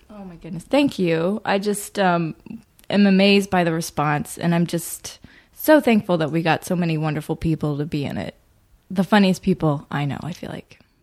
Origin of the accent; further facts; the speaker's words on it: Birmingham, Alabama, United States; grew up in Birmingham, Alabama